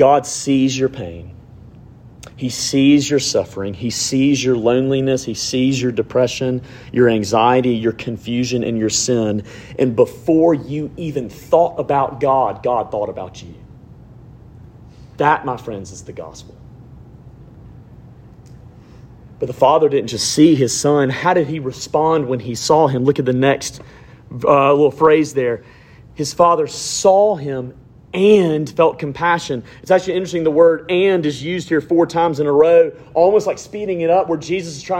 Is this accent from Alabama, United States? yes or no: yes; Alabama, United States; growing up in Alabama